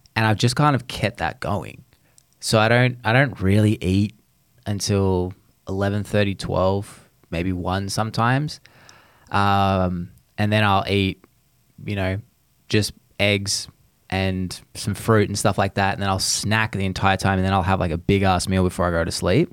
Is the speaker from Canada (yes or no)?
no; Australia; moved away; you're talking to an Aussie